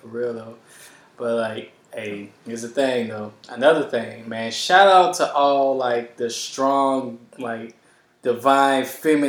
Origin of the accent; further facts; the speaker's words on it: United States; like us Americans.